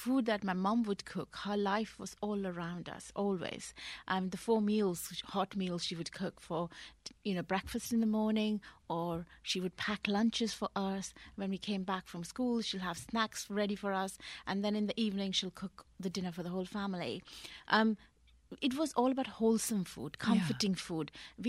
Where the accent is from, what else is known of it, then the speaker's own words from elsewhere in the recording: West Bengal, India; moved away as an adult; now in Bristol, United Kingdom; I grew up in India, in West Bengal, which is East India. But my parents are from North India.